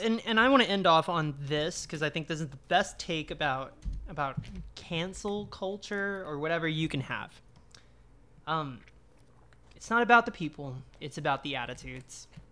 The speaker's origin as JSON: {"language": "English", "country": "United States", "tie": "born or raised there", "said": "growing up in America, it's like you get abstinence only sex education"}